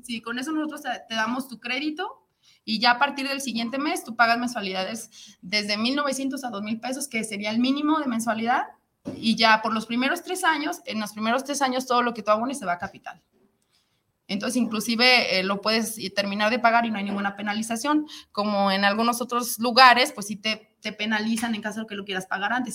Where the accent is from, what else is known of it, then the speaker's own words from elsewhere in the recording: Guadalajara, Jalisco, Mexico; moved away as an adult; now in San Luis Potosí, Mexico; yo soy de aquí de Guadalajara, pero ya tengo tiempo viviendo